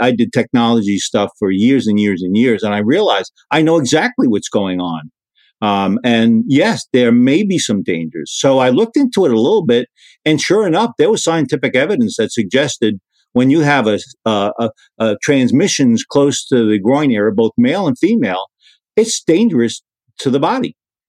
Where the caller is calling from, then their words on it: Sarasota, Florida, United States; We're in the Sarasota, Florida area.